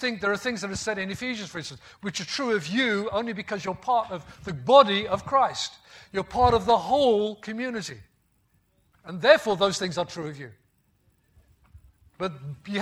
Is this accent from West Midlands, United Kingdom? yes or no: yes; the Black Country, West Midlands, United Kingdom; moved away; also born or lived in Yorkshire; I grew up in the West Midlands in the Black Country, and in Black Country dialect, people still use thee, thou, thine.